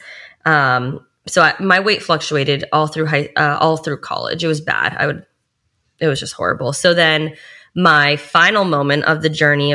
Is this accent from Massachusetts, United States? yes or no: yes; Boston, Massachusetts, United States; now in South Florida, United States; I'm from Boston, Massachusetts